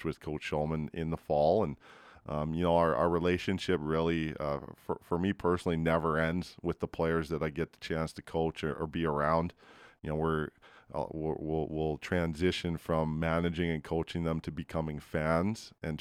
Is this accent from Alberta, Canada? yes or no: yes; Edmonton, Alberta, Canada; also born or lived in Vancouver Island; I'm from Edmonton